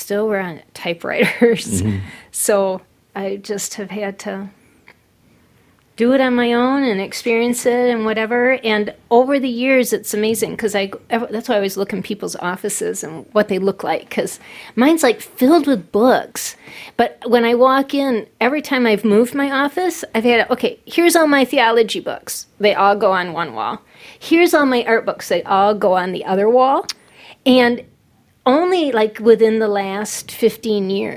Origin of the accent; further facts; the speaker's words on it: Grand Rapids, Michigan, United States; moved away as an adult; I was raised in Grand Rapids, but we were gone for 20 years to college, lived overseas for a while, back around the States, and then moved back home